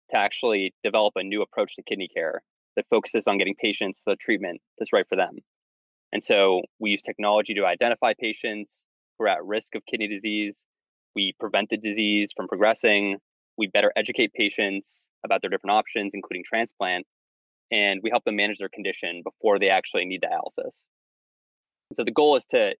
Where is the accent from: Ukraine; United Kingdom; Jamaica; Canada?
Canada; moved away as an adult; also born or lived in California / Asia / Philadelphia; now in United States; I grew up in Canada